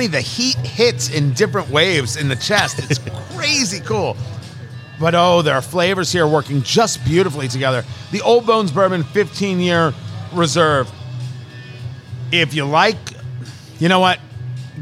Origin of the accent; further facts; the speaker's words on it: New York City, New York, United States; growing up in Brooklyn